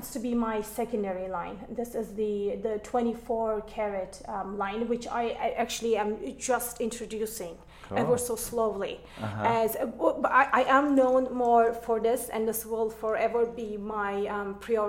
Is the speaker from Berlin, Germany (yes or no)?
yes; Berlin, Germany; English is a second language; moved away as an adult; also born or lived in Istanbul, Turkey; now in United States; I'm born in Istanbul, but grew up in Berlin, actually